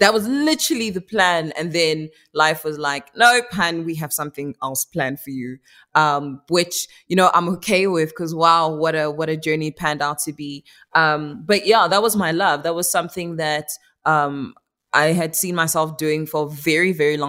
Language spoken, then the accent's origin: English; Pretoria, Gauteng, South Africa; South Africa is, where I was born and raised, but my heritage, my bloodline is Congolese